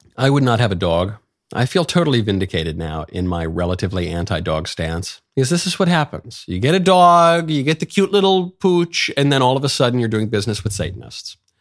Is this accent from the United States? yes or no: yes; United States; as an American